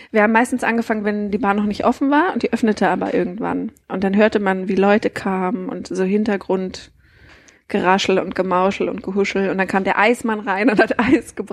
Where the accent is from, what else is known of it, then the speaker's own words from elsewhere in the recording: Berlin, Germany; Schätzchen, ich komme aus Mitte.